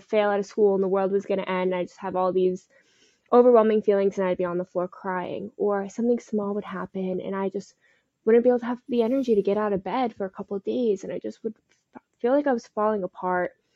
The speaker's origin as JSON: {"language": "English", "town": "Parkland", "region": "Florida", "country": "United States", "tie": "born or raised there", "also_born_or_lived": "Fort Lauderdale, Florida", "said": "I am from South Florida. I grew up in Parkland, and currently I live in Fort Lauderdale"}